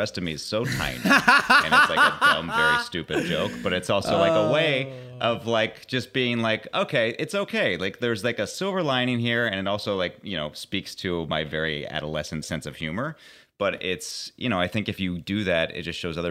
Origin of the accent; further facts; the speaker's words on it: Pittsburgh, Pennsylvania, United States; moved away; I'm from Pittsburgh originally